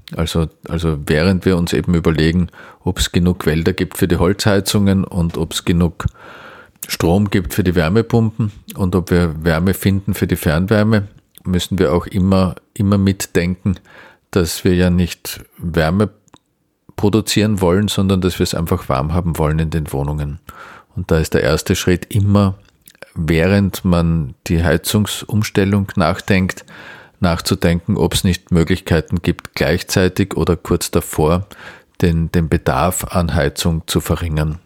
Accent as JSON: {"language": "German", "region": "Vienna", "country": "Austria", "said": "als Wiener"}